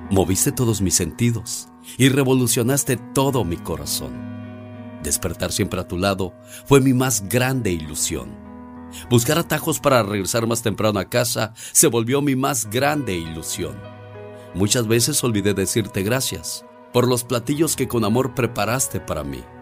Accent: Veracruz, Mexico; moved away; Es una canción popular de esas tierras porque un día salí de Veracruz, pero Veracruz nunca salió de mí.

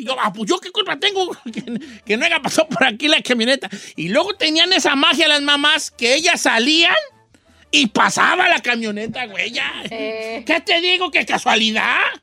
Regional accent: La Piedad, Michoacán, Mexico; now in Los Angeles, United States; Yo soy de la Piedad, Michoacán

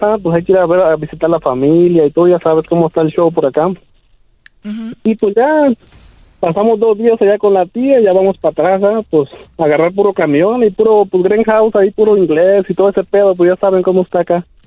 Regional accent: Michoacán, Mexico; moved away as an adult; also born or lived in Oregon; now in United States; Nací en Oregon, pero ya me crié en Michoacán

